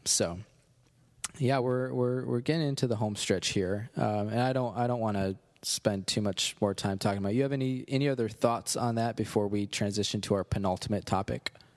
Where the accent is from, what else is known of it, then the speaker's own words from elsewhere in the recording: Cherry Valley, United States; a Methodist church in Cherry Valley, my hometown